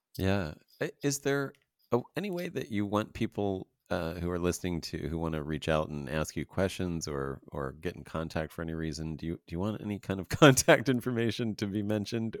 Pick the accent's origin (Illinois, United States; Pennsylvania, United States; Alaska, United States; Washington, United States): Pennsylvania, United States; now in Los Angeles, United States; I'm from Pennsylvania as well